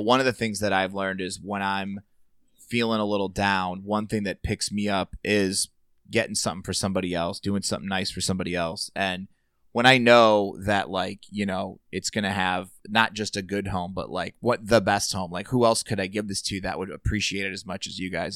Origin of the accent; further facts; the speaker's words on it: Merrillville, Indiana, United States; I grew up in Sherryville, right next door